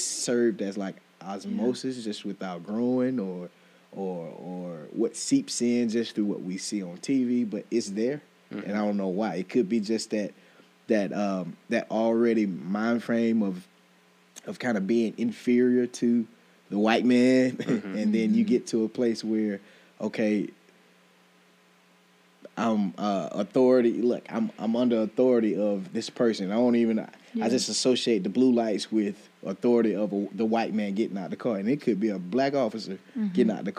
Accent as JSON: {"language": "English", "town": "Millersville", "country": "United States", "tie": "born or raised there", "said": "I'm from Millersville, mm-hmm. Sparta, Millersville area."}